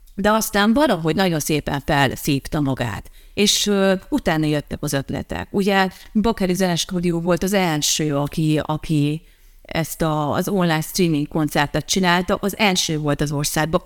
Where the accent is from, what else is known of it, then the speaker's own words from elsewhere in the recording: Transylvania, Harghita County, Romania; moved away as an adult; now in Dunaújváros, Hungary; Én kisvárosból jöttem, kisvárosból születtem. Egyébként, eh, nem is városból nőttem fel, hanem egy kis faluban.